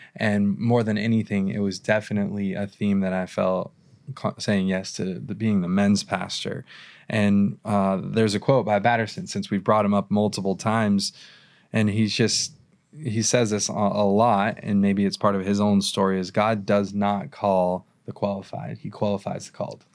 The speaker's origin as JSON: {"language": "English", "town": "Irvine", "region": "California", "country": "United States", "tie": "born or raised there", "said": "I grew up in Irvine"}